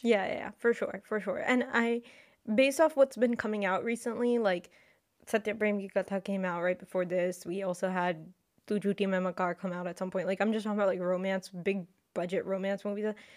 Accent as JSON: {"language": "English", "region": "Delhi", "country": "India", "said": "I'm from Delhi"}